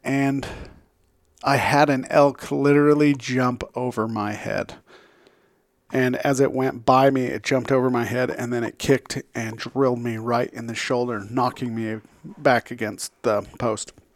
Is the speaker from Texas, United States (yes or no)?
no; Utah, United States; I come from Utah